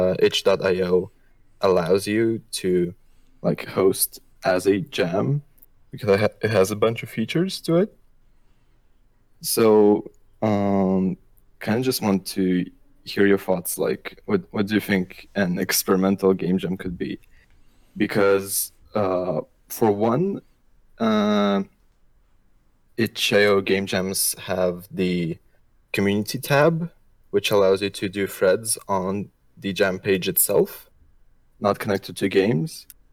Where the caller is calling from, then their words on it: Brussels, Brussels-Capital Region, Belgium; I'm calling in from Brussels, Belgium.